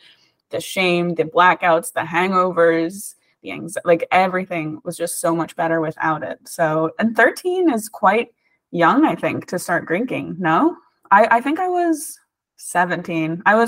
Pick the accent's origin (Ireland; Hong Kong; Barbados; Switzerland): Ireland; also born or lived in United States; because I moved back and forth from Ireland to the US a bunch whenever I was a kid. So I was always the new kid. In America, I was the weird Irish kid. In Ireland, I was the weird American kid.